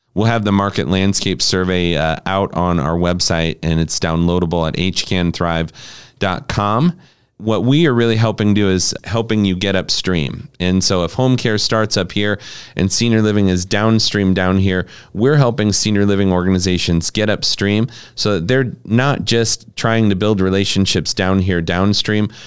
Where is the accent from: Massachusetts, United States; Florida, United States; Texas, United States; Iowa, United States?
Iowa, United States; Harlan; We had a senior living community in Harlan, Iowa, where I, where I grew up